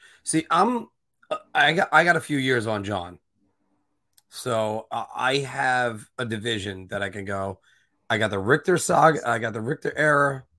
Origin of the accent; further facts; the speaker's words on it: United States; I am an American.